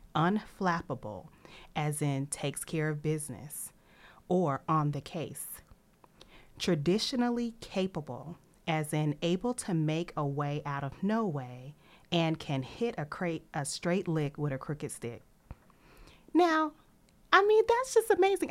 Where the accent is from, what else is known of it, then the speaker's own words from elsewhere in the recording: Nashville, Tennessee, United States; I'm from Nashville